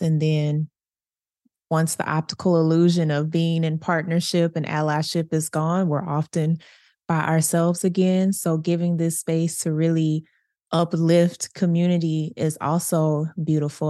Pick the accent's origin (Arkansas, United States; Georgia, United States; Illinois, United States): Arkansas, United States; Little Rock; I grew up in Southwest Little Rock